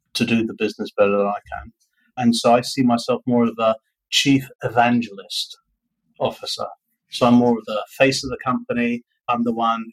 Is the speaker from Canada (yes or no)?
no; United Kingdom; now in Vietnam; I'm a Brit